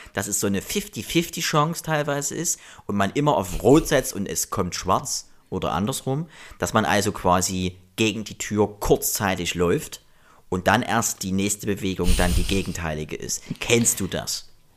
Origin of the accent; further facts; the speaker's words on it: GDR, East Germany, Germany; ich bin ja auch noch DDR-Kind, äh, 83er